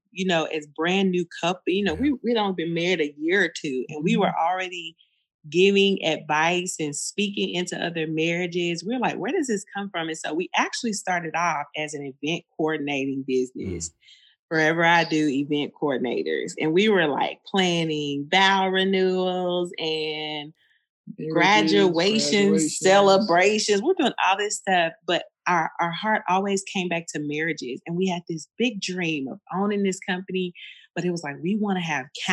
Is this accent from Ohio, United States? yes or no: no; Fort Worth, Texas, United States; also born or lived in Austin; But I'm from Fort Worth, born and raised right here, which is where we currently live as well.